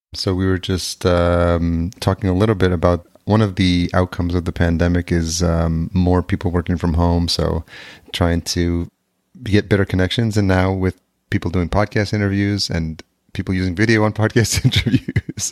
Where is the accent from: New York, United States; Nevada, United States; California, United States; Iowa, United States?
New York, United States; outside New York City, United States; also born or lived in El Salvador; I grew up just outside New York City